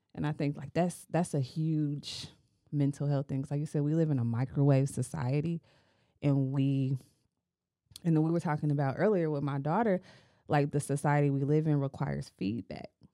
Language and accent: English; United States; we are American and because we live in the community